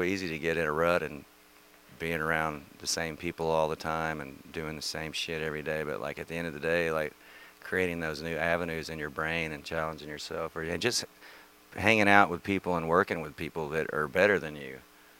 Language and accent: English; Missouri, United States; now in Nashville, United States; I'm from the Midwest. I was born in Missouri